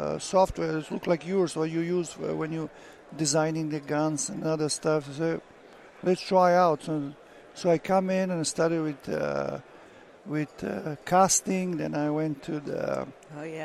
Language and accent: English; Bosnia & Herzegovina; now in United States; I'm from Bosnia